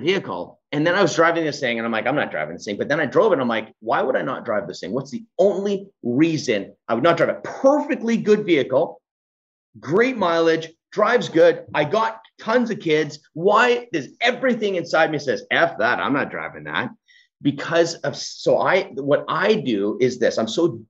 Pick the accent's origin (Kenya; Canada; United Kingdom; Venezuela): Canada; Edmonton, Alberta; I was born in the Edmonton city.